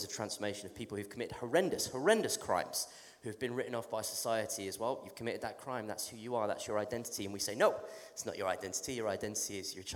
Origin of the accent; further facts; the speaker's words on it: England, United Kingdom; accent: English; I'm from England, I have a strange accent.